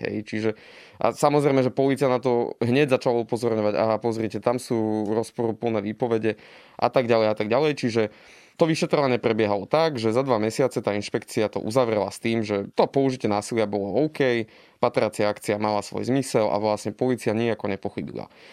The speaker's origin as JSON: {"language": "Slovak", "region": "eastern Slovakia", "country": "Slovakia", "tie": "born or raised there", "said": "Ja som pôvodom z východu a teda ako dieťa som si zažil všelijaké potičky"}